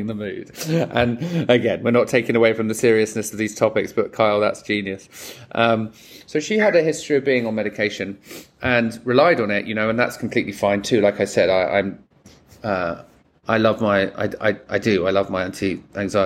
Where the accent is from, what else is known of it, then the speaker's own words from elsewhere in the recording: England, United Kingdom; now in United States; as an Englishman living in America and not living in the country that you're born